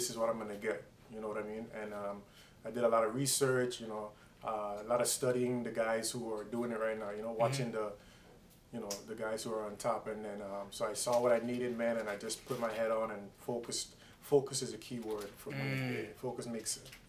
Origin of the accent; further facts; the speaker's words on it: U.S. Virgin Islands; now in Miami, United States; originally born and raised in the Virgin Islands, St. Thomas, U.S. Virgin Islands